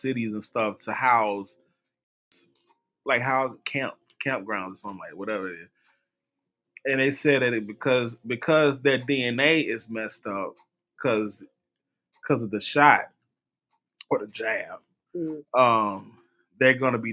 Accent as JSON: {"language": "English", "region": "Mississippi", "country": "United States", "said": "I'm from Mississippi"}